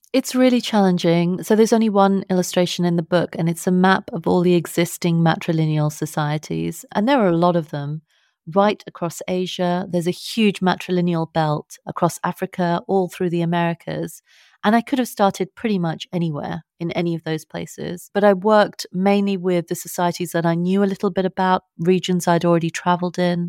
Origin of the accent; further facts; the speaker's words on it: London, United Kingdom; accent: British; I was born and I, I'm brought up in London